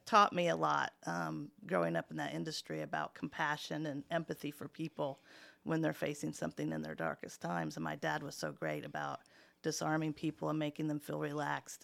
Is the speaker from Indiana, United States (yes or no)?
yes; Muncie, Indiana, United States; also born or lived in Richmond, Indiana; I wasn't born in Muncie, I was born in Richmond, but we moved here when I was in the first grade, first grade, so Muncie really is my home